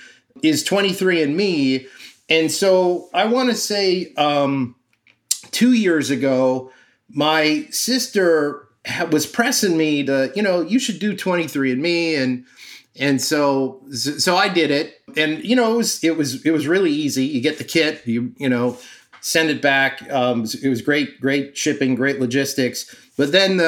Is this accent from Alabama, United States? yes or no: no; Miami, Florida, United States; now in New York, United States; I'm from Miami